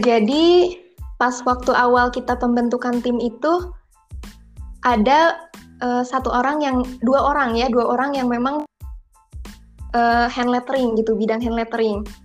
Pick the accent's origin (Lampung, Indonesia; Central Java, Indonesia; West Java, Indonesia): West Java, Indonesia; Kuningan; asal dari Kuningan, Jawa Barat